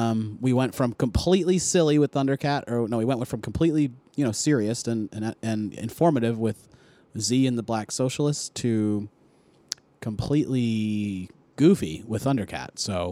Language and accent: English; Philadelphia, Pennsylvania, United States; I'm from Philly. I'm a fan.